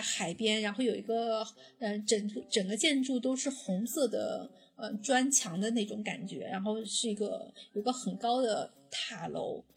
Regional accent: China; 作为一个中国人去看

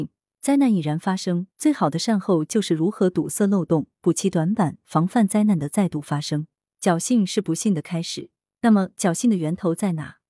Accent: Sichuan, China; 我们四川人就是在洪水中也能血战到底

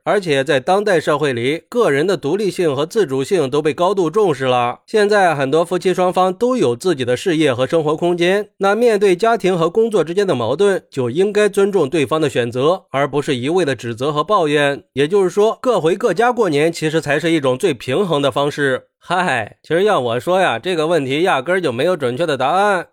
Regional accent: China; 我们中国人

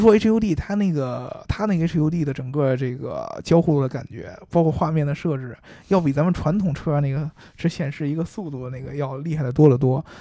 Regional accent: China; also born or lived in Beijing; 我也中国产呢。啊， 对，我， 我们是中国产的。然后跟他说呢，哎呀，我们是，来自中国的媒体

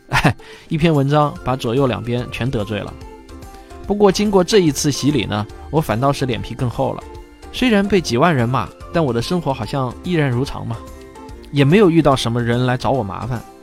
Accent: China; 我们中国人

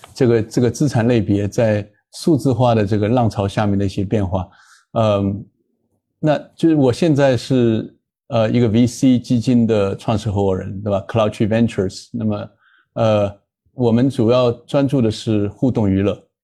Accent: China; moved away; also born or lived in United States; 我当然是那个中国出生，但那个后来在中美两边都，呃，受了教育，在，在中美两边都做过律师，然后在中美两个资本市场都做了投资银行和，呃，机构投资人的这样的背景

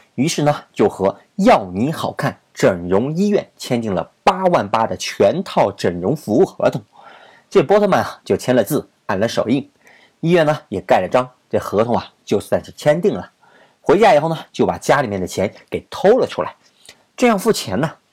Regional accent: China; 咱们都是中国人

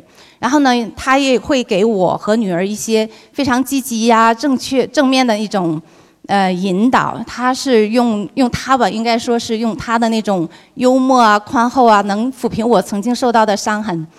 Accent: Dalian, Liaoning, China; now in Los Angeles, United States; 我从洛杉矶飞到我的家乡，我的家乡是辽宁大连。刚才纠正一下伟霆说的是辽宁大连。然后呢，从大连又飞到福州。

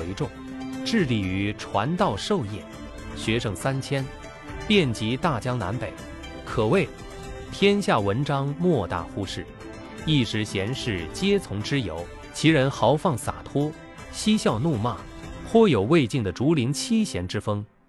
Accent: Jingdezhen, Jiangxi, China; 相当生动传神，与我家乡景德镇的传统瓷板人物肖像画有异曲同工之妙。

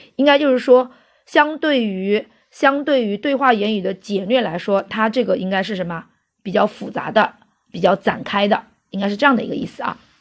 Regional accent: China; 在我们中国

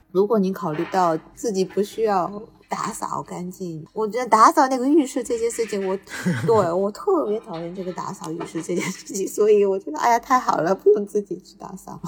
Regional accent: Tokyo, Japan; 小时候是在，那个也是在东京长大的嘛，就比较习惯这个氛围

